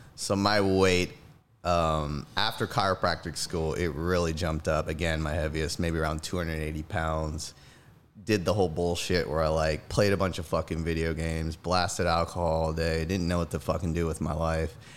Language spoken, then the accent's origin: English; Gulfport, Mississippi, United States; moved away as an adult; now in Dallas, United States; Born and raised in Gulfport, Mississippi